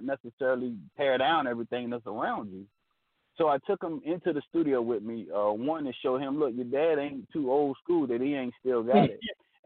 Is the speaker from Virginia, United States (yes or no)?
yes; Chesapeake, Virginia, United States; I'm calling from Chesapeake, Virginia. That's where I'm from. You know, born and raised in Virginia